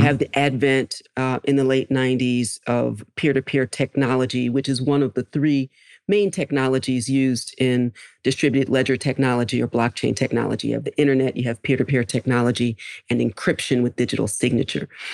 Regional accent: Philadelphia, Pennsylvania, United States; I grew up in Philadelphia

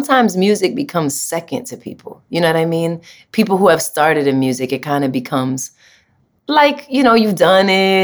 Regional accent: New York, United States; I'm a New Yorker

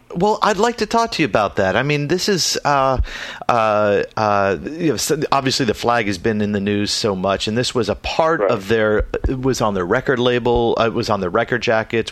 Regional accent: Tampa, Florida, United States; my hometown, Tampa

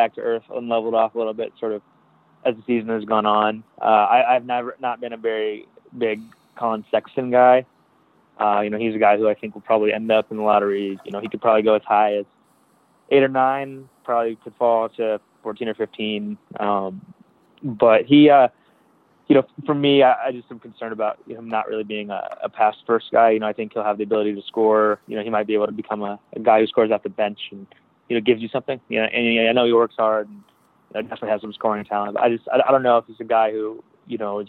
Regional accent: Chicago, Illinois, United States; moved away; I'm from the Chicago area

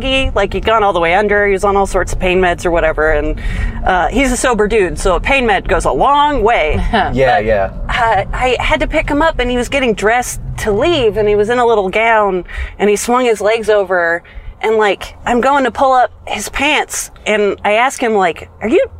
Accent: Napa, California, United States; I am from Napa, a neighboring city to Petaluma

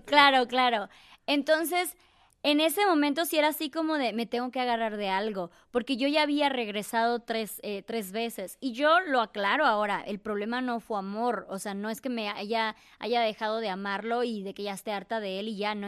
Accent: Chiapas, Mexico; moved away; soy de Chiapas, tengo 36 años, soy viajera

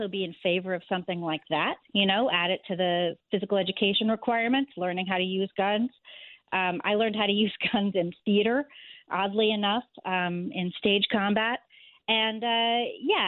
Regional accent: Northeast Corridor, United States; also born or lived in New York City; now in New York, United States; I grew up entirely in the Northeast Corridor

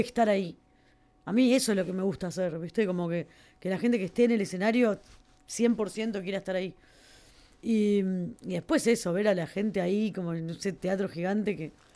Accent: Uruguay; Uruguay, que somos 4 millones de personas

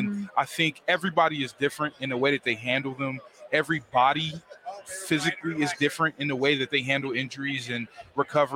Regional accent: Baltimore, Maryland, United States; I'm from Baltimore, born and raised.

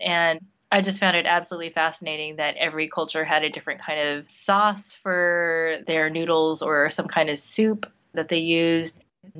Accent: United States; now in Beijing, China; As a Chinese American, as somebody with Chinese heritage who was born and raised in the United States

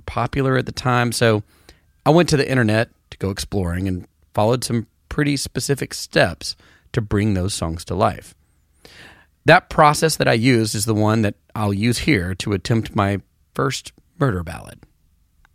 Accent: Knoxville, Tennessee, United States; I grew up near Knoxville

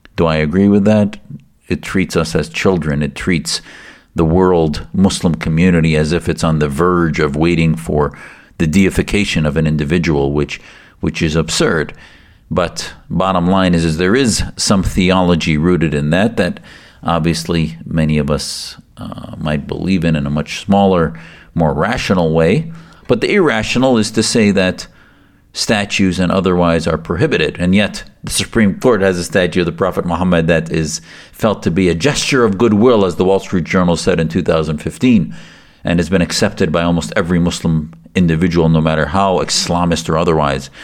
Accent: United States; as the son of Syrian immigrants, And as an American whose family came to the U S for religious and political freedom back in the late sixties

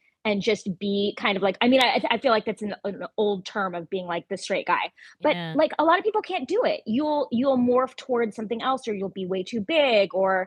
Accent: Ventura County, Southern California, United States; I grew up in Southern California, so luckily there was a lot available to me theater-wise. There was great theaters in, you know, the Ventura County area that I grew up in, Los Angeles

